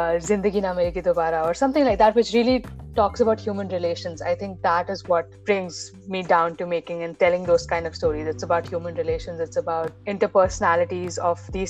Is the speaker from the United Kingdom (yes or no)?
no; Dubai, United Arab Emirates; I grew up in Dubai